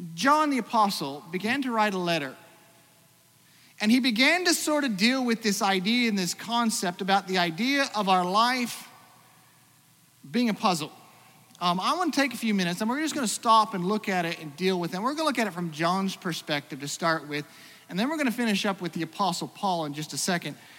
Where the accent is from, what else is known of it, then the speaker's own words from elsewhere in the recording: Australia; moved away; also born or lived in Iowa; for most of my growing up, I grew up in Australia